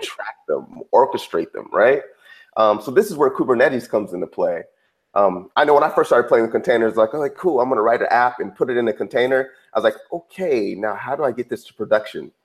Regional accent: Redwood City, California, United States; I grew up in Silicon Valley, grew up uh, in the Bay Area, a little town called Redwood City.

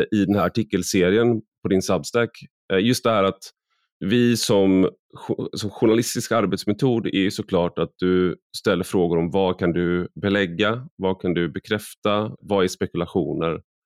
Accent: Sweden; jag är väldigt svensk

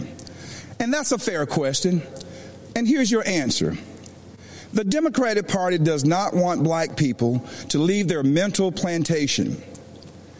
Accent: Laurel Hill, North Carolina, United States; moved away; also born or lived in DeKalb County, Georgia; I grew up in the South, in Laurel Hill, North Carolina.

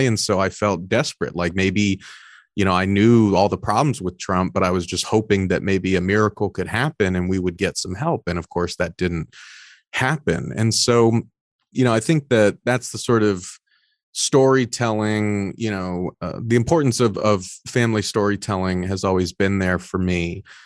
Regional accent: Orange County, Southern California, United States; I was born in Orange County, Southern California, first generation Mexican-American

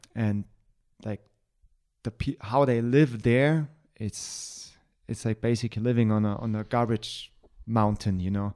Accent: Germany; I'm white, just because I'm from Germany

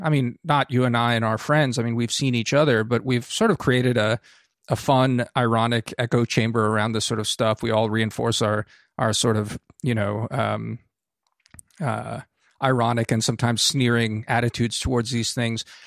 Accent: United States

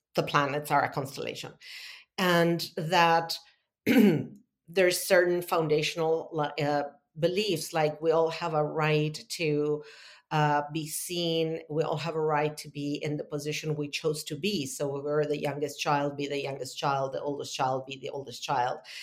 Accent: Argentina; moved away as an adult; also born or lived in Italy; now in United States; I'm born and raised in Argentina.

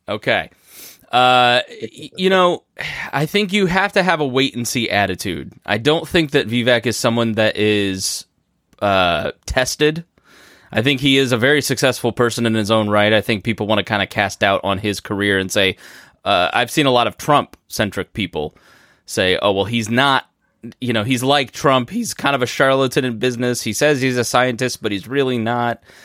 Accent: Indiana, United States; here in my hometown

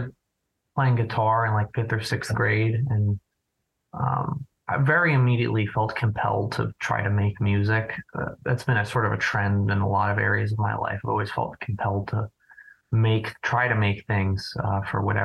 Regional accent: New Jersey, United States; I'm from New Jersey

